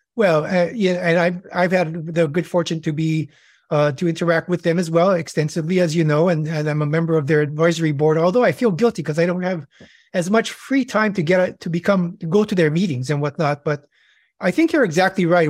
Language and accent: English; Hawaii, United States; moved away as an adult; also born or lived in California; I'm born and raised in Hawaii